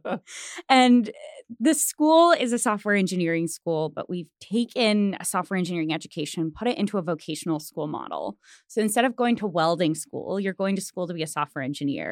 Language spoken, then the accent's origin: English; Springfield, Missouri, United States; now in Tulsa, United States; I'm from Springfield, Missouri, which is not far from Tulsa